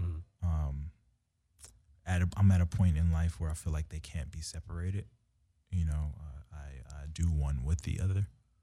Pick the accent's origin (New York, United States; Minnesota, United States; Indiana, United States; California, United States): California, United States; Los Angeles; We all grew up around the areas of Los Angeles.